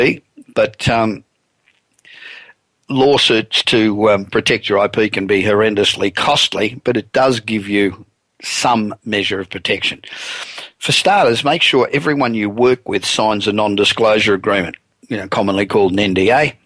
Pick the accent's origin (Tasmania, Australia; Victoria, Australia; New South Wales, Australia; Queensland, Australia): New South Wales, Australia; Sydney; now in United States; Sydney, Australia, which is really my hometown